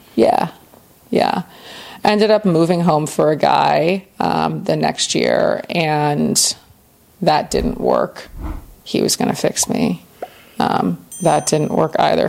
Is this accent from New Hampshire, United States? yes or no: no; Winter Park, Florida, United States; I grew up in the States in Central Florida in Winter Park, which is a part of Orlando